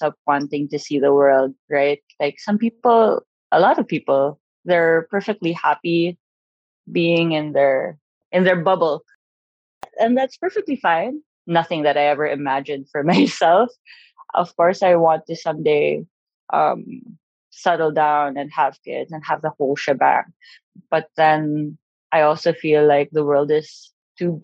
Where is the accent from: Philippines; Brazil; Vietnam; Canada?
Philippines; moved away as an adult; also born or lived in Tajikistan / United States / Kurdistan Region, Iraq; now in Iraq; I'm proudly Pinay, born and raised in the Philippines. But now I live in Iraq, in the Kurdistan region.